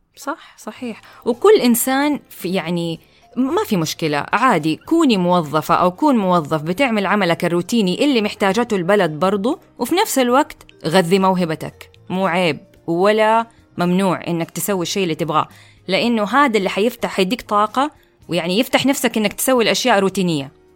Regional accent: Saudi Arabia

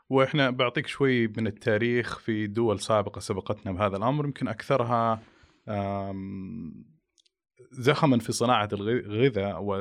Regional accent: Saudi Arabia; يمكن عندنا في المملكة العربية السعودية أول التخصص التغذية السريرية

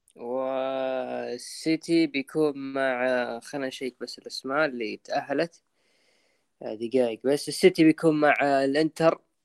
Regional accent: Saudi Arabia

